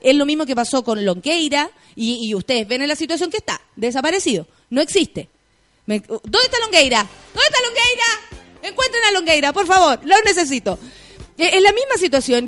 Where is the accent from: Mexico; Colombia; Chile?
Chile; yo soy una ciudadana chilena